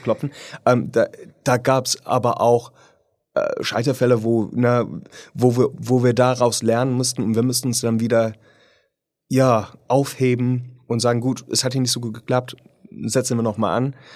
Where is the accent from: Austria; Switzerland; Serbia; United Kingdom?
United Kingdom; German is a second language; moved away; ich bin Brite